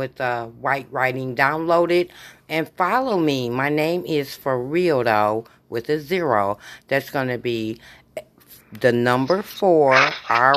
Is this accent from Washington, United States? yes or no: no; Michigan, United States; I'm from Michigan